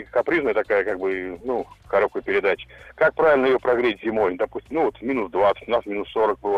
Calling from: Tomsk, Tomsk Oblast, Russia; Я из города Томска

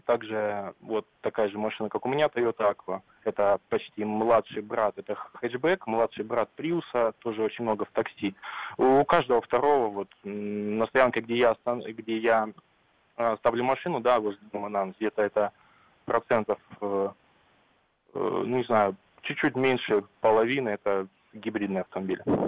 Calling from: Vladivostok, Primorsky Krai, Russia; я вам звоню из Владивостока

